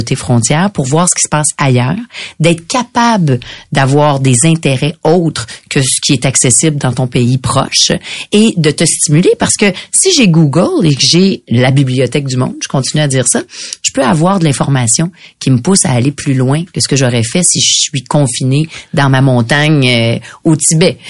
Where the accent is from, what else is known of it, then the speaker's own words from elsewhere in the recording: Quebec, Canada; On est québécois